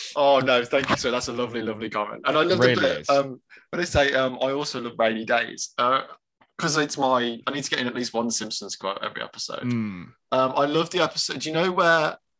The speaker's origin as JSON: {"language": "English", "town": "Danville", "region": "California", "country": "United States", "tie": "born or raised there", "said": "I'm from the San Francisco Bay Area, and the classic restaurant scene from Mrs. Doubtfire was filmed at Bridges Restaurant in my hometown of Danville, California."}